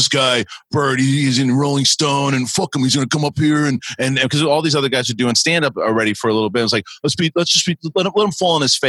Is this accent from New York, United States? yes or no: yes; Queens, New York, United States; In Queens, in Bayside, in Queens. And, you know, and then when I went to San Diego for 3 weeks, I was the cool kid. And I was like, wait a minute. Like, I was the cool New Yorker.